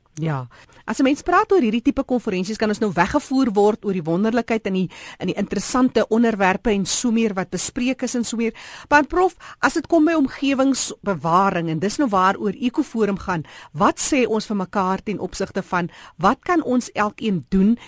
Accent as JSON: {"language": "Afrikaans", "country": "South Africa", "said": "ons as Suid-Afrikaners"}